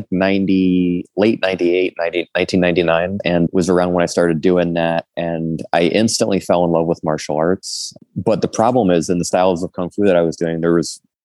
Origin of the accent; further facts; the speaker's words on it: New Jersey, United States; moved away as an adult; also born or lived in Manhattan, New York / Brooklyn, New York / Philadelphia, Pennsylvania; I was born in Manhattan, lived in Brooklyn until I was about 9. And then I moved to New Jersey from 9 until I was 17